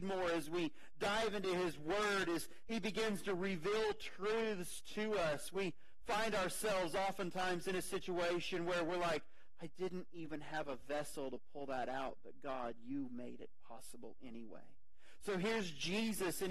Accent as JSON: {"language": "English", "country": "United States", "said": "we're American"}